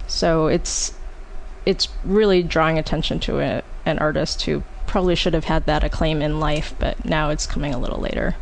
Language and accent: English; Oak Park, Illinois, United States; my hometown of Oak Park, Illinois